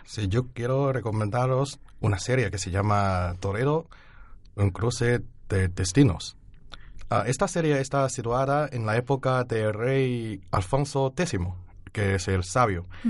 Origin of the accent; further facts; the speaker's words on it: Henan, China; Spanish is a second language; moved away as an adult; also born or lived in Beijing; now in Alcalá de Henares, Spain; estudio en Pekín, pero mi pueblo natal es de Henan.